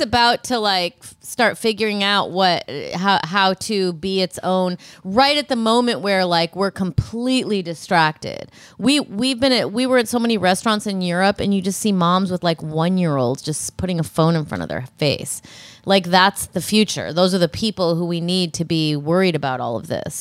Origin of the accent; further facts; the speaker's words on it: Rockford, Illinois, United States; I'm from Rockford, Illinois